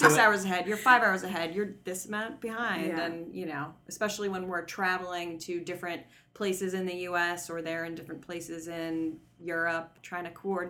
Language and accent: English; United States; being the American